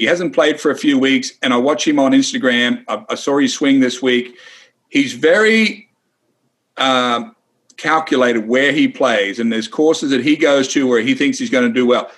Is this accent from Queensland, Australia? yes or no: no; Wagga Wagga, New South Wales, Australia; me growing up in Wagga Wagga, Australia